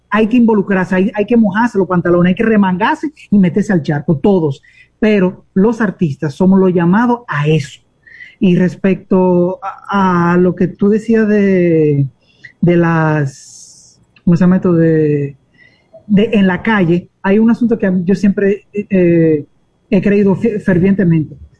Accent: Dominican Republic; a todos nosotros los dominicanos nos pertenece ese pedazo

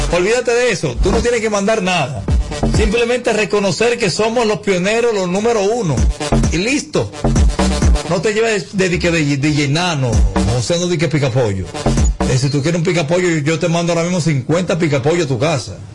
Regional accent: Puerto Rico; now in Miami, United States; Eh, resido en Miami, pero soy de Puerto Rico.

